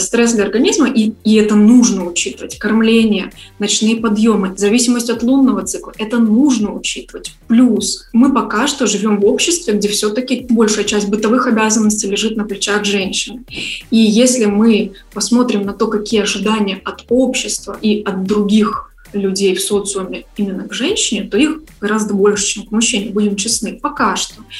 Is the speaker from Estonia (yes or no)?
no; Saint Petersburg, Russia; moved away as an adult; also born or lived in Kyiv, Ukraine; now in Bali, Indonesia / Kyiv, Ukraine; изначально я из Петербурга